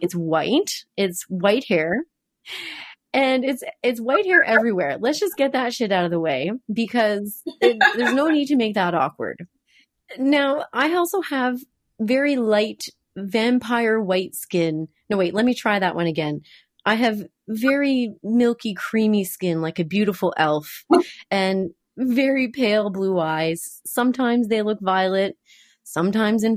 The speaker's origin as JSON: {"language": "English", "region": "New Brunswick", "country": "Canada", "tie": "born or raised there", "said": "I grew up in New Brunswick"}